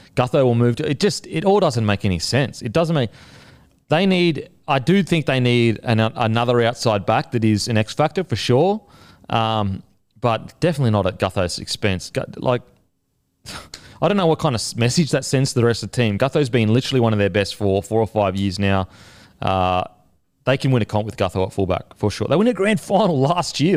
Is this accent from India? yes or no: no; Australia; also born or lived in New Zealand; being an Australian